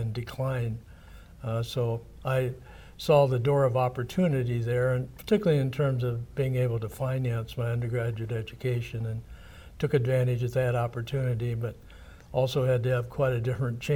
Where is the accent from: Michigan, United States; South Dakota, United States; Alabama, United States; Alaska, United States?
South Dakota, United States; Flandreau; moved away as an adult; also born or lived in Missouri; I was raised in Flandreau and graduated from Flandreau High School.